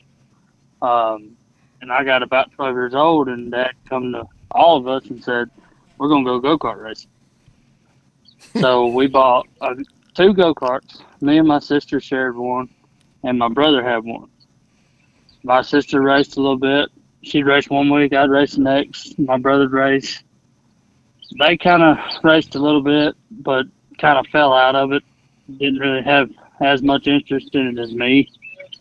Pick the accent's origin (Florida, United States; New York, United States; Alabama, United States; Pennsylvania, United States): Alabama, United States; Lacey Springs; now in Huntsville, United States; I was born and raised in Lacey Springs, Alabama, aka Racy Springs